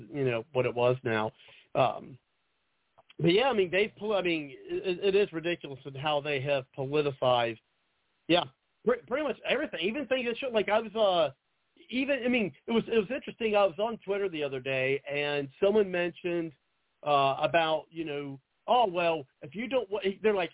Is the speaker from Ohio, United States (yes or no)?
yes; Ohio, United States; I'm from Ohio